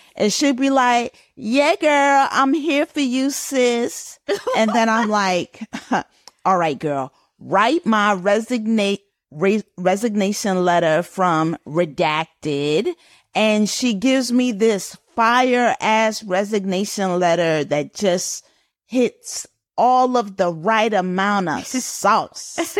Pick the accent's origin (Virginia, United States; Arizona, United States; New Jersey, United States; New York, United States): New York, United States; Growing up in New York, we used to sing the Black National anthem at the start of every assembly